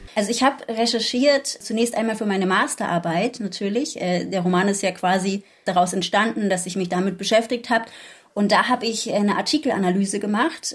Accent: Berlin, Germany; Ich bin in Kreuzberg aufgewachsen, nicht am Cottbusser Tor, sondern im bürgerlicheren Teil von Kreuzberg

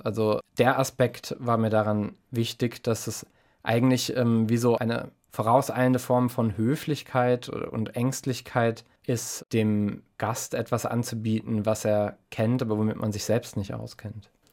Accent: Mannheim, Baden-Württemberg, Germany; ich bin aufgewachsen in Mannheim

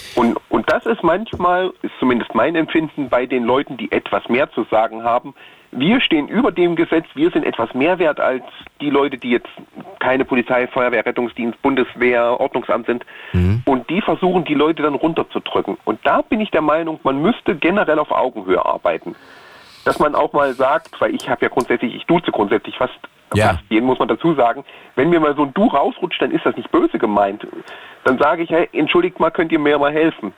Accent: Thuringia, Germany; bei uns in Thüringen, Sachsen und Sachsen-Anhalt fällt es halt auf, weil wir halt die typischen Össis sind

